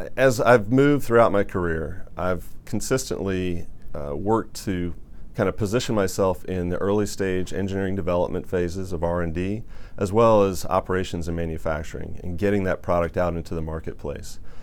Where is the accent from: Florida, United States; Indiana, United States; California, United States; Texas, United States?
Indiana, United States; growing up in Indiana, there was a lot of orthopedic uh, manufacturing going on up in Warsaw, Indiana.